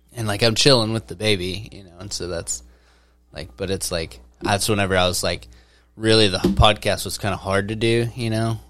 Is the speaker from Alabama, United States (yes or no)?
no; Mena, Arkansas, United States; growing up, I remember growing up in Mena